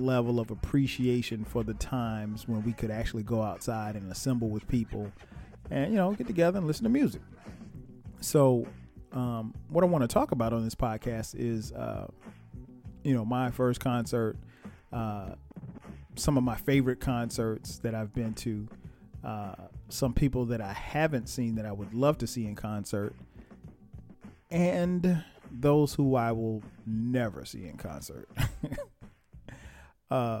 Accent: Florence, South Carolina, United States; I grew up in South Carolina. My hometown is Florence, South Carolina

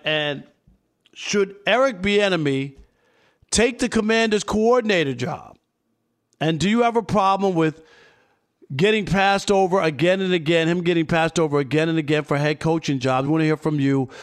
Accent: New York, United States; I grew up in New York.

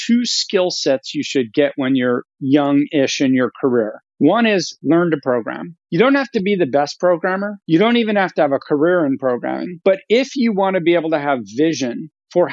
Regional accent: Sacramento, California, United States; also born or lived in Philadelphia; I actually grew up in Northern California in what I affectionately call the Midwest of California, which is Sacramento

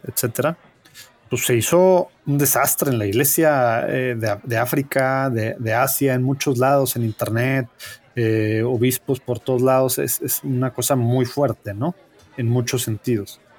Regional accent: Mexico; nosotros pues siendo mexicanos

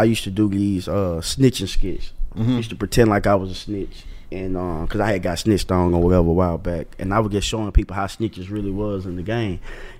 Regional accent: the South, United States; I'm from the South.

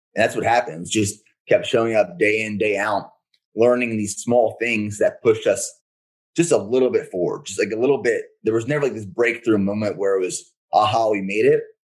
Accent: Pennsylvania, United States; I'm from Pennsylvania originally

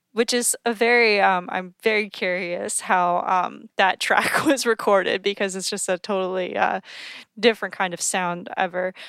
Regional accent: East Coast, United States; being on the East Coast and also growing up on the East Coast

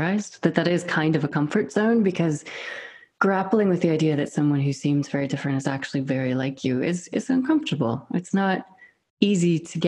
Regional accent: United States; accent: American; moved away as an adult; also born or lived in Scotland; now in United Kingdom; I'm American and British

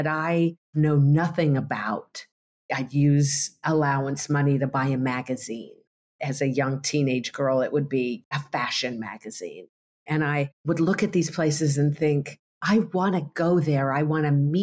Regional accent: Colorado Rockies, United States; I grew up in the Colorado Rockies on a horse

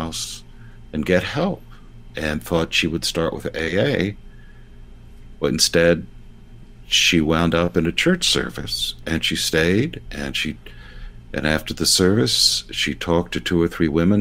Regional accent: United States; I'm an American low church evangelical. I'm not English.

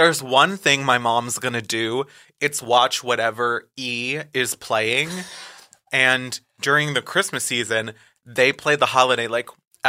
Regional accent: Boca Raton, Florida, United States; as a Jewish girl growing up in Boca Raton

